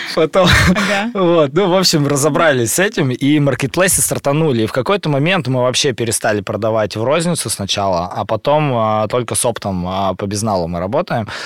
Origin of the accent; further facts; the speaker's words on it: Urals, Russia; Я родился на Урале, в маленьком городе, в семье врачей